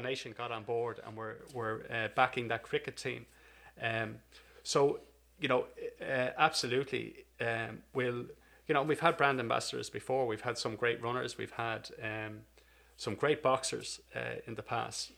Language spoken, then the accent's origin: English; Donegal, Ulster, Ireland; moved away as an adult; also born or lived in United Kingdom / Canada; now in British Columbia, Canada; I'm uh, originally from Ireland. Um, I grew up in Donegal, uh, the northwest tip of Ireland, and uh, I'm I'm in Canada now since 2010